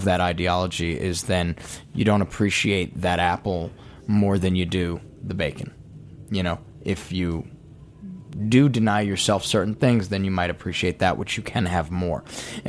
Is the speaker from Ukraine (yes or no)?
no; Fairfax Station, Virginia, United States; now in New York, United States; I grew up in Northern Virginia. It's an area called Fairfax Station. It's just outside of D.C.